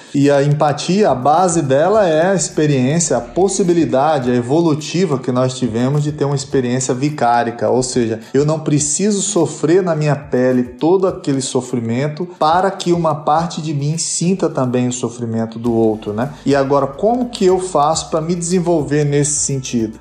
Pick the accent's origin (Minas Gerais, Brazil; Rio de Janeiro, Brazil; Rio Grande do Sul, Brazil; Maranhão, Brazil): Minas Gerais, Brazil; Uberaba; now in São Paulo, Brazil; eu sou de Uberaba também